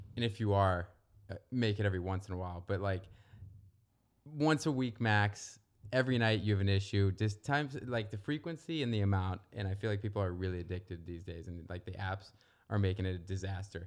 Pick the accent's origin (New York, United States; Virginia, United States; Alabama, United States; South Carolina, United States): Virginia, United States; Northern; moved away as an adult; now in Santa Monica, United States; I'm from Virginia, not the South, Northern Virginia